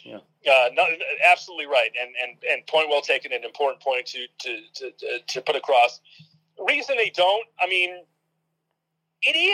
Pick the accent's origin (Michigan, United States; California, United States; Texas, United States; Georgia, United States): Michigan, United States; Ann Arbor; I grew up in Michigan. I grew up in Ann Arbor.